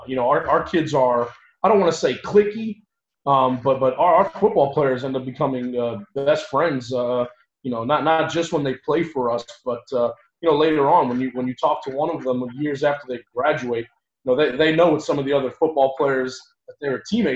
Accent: New York, United States; moved away as an adult; also born or lived in Long Island / Ithaca, New York; now in Tampa, United States; I'm originally born and raised in New York.

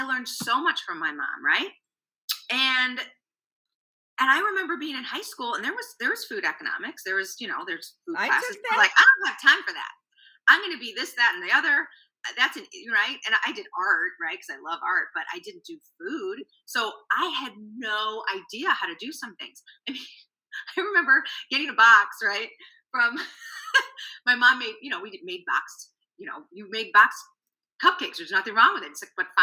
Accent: Chicago, Illinois, United States; accent: Chicago; I have a total Chicago accent, so I don't hear my accent

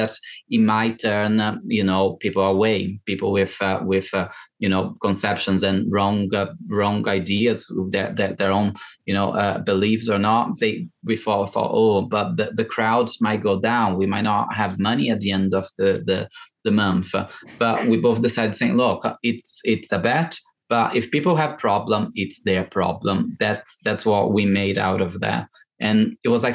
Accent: Brazil; English is a second language; moved away as an adult; also born or lived in Ireland / London; now in United Kingdom

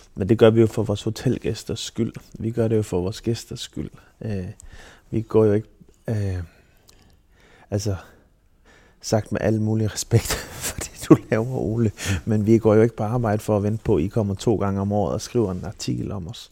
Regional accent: Silkeborg, Central Denmark Region, Denmark; moved away; nede fra Silkeborg af, hvor jeg er fra.

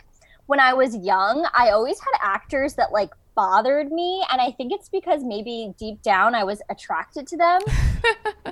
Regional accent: New York, United States; now in Los Angeles, United States; I'm from New York

